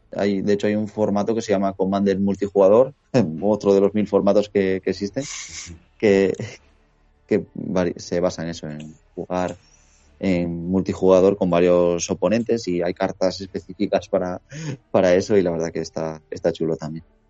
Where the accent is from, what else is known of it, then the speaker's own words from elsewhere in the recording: Asturias, Spain; moved away as an adult; also born or lived in Ponferrada / León; now in Valencia, Spain; yo eh, soy de Asturias, pero estudié la carrera en Ponferrada ah, y en León